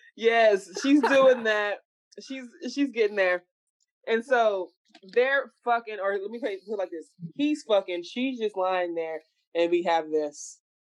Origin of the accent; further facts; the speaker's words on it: Dallas, Texas, United States; We are all from Dallas.